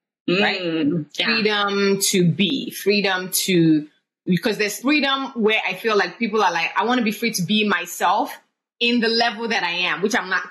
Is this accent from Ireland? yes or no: no; Nigeria; I grew up in Nigeria